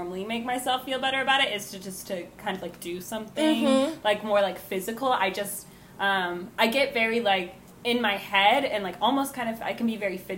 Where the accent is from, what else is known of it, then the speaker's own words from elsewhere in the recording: St. Louis, Missouri, United States; I'm from St. Louis, I live, like, probably 15 minutes, 20 minutes away from Ferguson